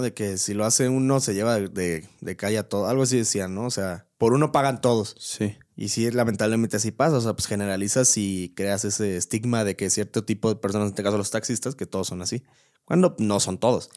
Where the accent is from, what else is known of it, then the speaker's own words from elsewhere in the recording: Querétaro, Mexico; soy de aquí